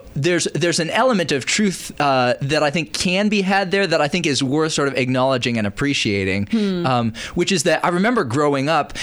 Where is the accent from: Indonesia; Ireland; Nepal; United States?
Indonesia; And also, I grew up overseas in Indonesia, so there wasn't like a weather reason to think of Christmas as being particularly Christmassy.